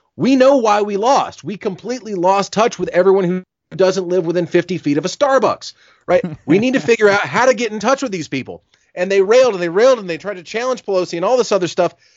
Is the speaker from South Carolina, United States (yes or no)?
yes; South Carolina, United States; my home state of South Carolina